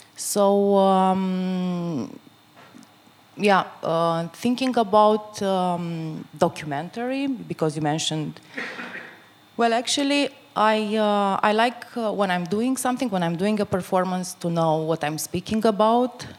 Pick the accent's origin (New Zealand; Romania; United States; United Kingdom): Romania; northeast Romania; moved away; in a very small um, uh, town in Romania, in the northeast. It's actually my hometown